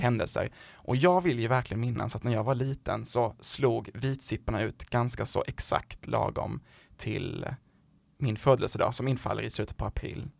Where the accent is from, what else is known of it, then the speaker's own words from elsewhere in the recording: southern Sweden, Sweden; accent: southern Swedish dialect; jag är ju från de södra delarna av landet, men det är någon som har missat det på min dialekt.